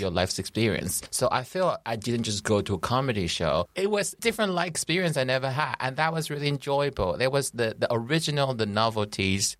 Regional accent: Taiwan; English is a second language; now in United Kingdom; I'm, I'm legally British, but I always call myself Taiwanese.

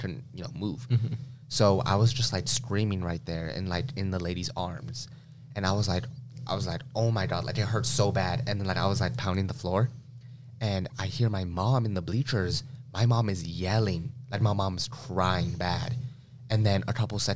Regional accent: Las Vegas, Nevada, United States; I was born in Las Vegas, Nevada

